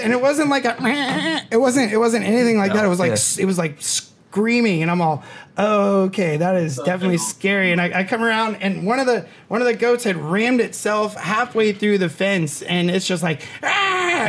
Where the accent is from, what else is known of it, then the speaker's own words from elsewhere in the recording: Los Angeles, California, United States; moved away; I'm from Hollywood, bro.